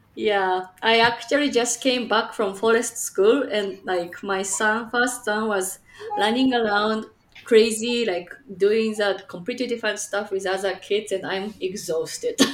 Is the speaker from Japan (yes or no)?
yes; Japan; also born or lived in Chicagoland, Illinois, United States; now in Chicago, United States; I'm from Japan, but currently living in Chicagoland, Illinois, USA